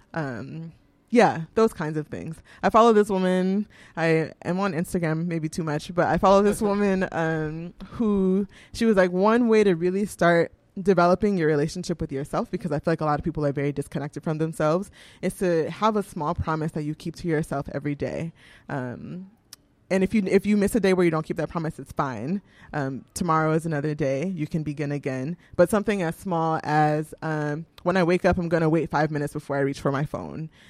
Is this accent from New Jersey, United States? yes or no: no; Houston, Texas, United States; moved away as an adult; also born or lived in New York; now in Vermont, United States; I'm from Houston